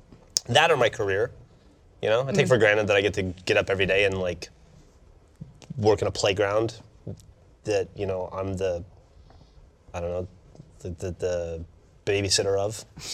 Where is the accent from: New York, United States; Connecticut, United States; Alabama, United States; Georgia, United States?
Alabama, United States; moved away; I'm from Alabama.